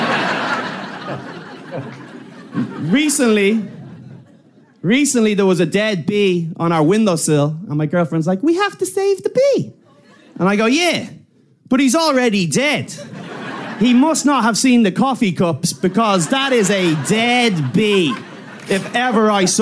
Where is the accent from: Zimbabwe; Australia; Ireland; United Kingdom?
Ireland; I'm from Ireland